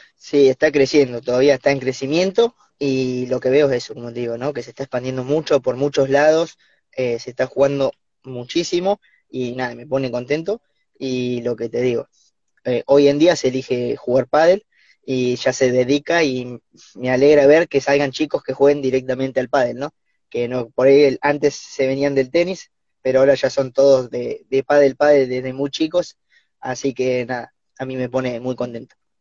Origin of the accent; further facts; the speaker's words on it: Olavarría, Buenos Aires Province, Argentina; moved away; somos de Olavarría, Bolívar, y Cruz del Eje